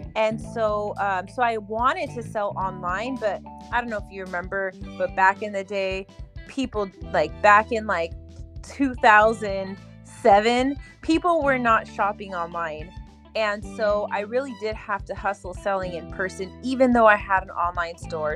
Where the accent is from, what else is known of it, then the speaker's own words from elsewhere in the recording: California, United States; moved away as an adult; now in Florida, United States; I'm originally from California. I just moved to Florida, but yeah, back home, back in California